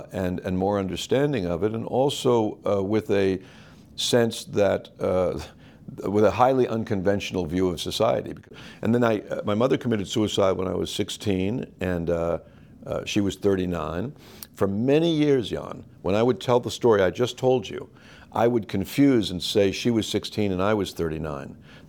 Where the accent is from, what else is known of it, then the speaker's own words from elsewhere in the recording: Los Angeles, California, United States; Well, I grew up in Los Angeles. By the time I was 10, we had lived in 10 places.